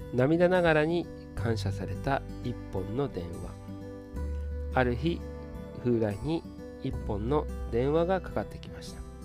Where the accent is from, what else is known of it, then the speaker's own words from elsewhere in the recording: Ishikawa, Japan; moved away as an adult; 地元石川へ舞い戻ってき